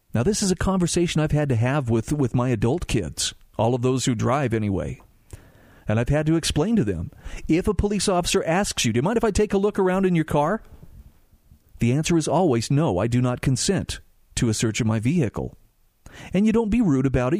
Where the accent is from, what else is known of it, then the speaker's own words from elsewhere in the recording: Utah, United States; my home state of Utah